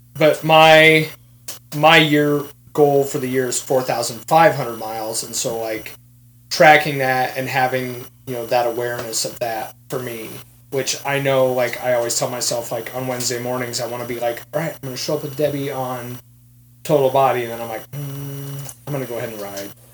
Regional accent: Iowa, United States; also born or lived in Kansas City, Missouri; I was raised in Iowa, but I was born in Kansas City.

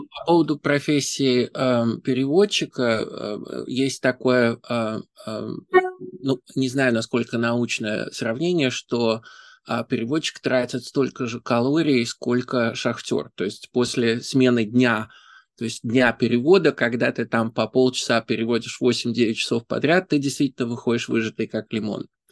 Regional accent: Saint Petersburg, Russia; moved away as an adult; now in New York, United States; Я из Петербурга

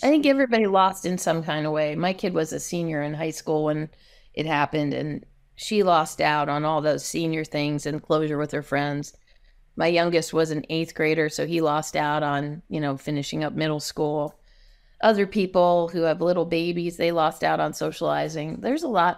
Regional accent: New Jersey, United States; now in Seattle, United States; I grew up in New Jersey

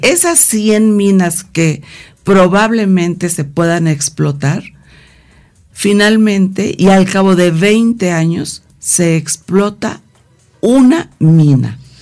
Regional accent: Guerrero, Mexico; porque yo soy de Guerrero

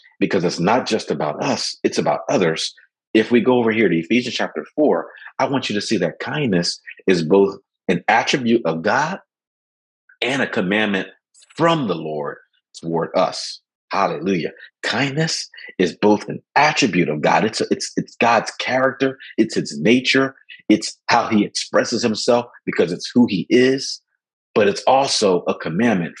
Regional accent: Philadelphia, Pennsylvania, United States; I grew up in Philadelphia. When I grew up and where I was raised in West Philadelphia

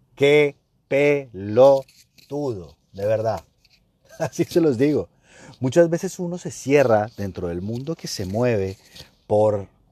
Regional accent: Colombia; estoy en Colombia, estoy en mi país

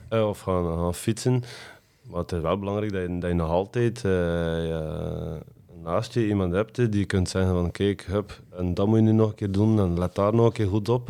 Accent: West Flanders, Belgium; wij als West-Vlaming

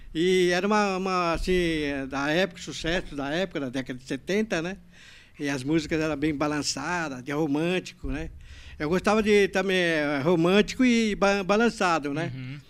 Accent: São Paulo, Brazil; now in Santa Isabel, Brazil; Eu morava na Vila Gustavo

